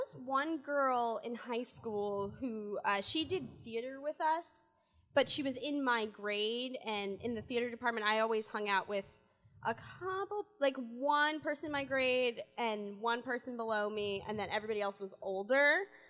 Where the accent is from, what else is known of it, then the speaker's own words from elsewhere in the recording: Connecticut, United States; See, I'm from Connecticut. I don't even know what it's called.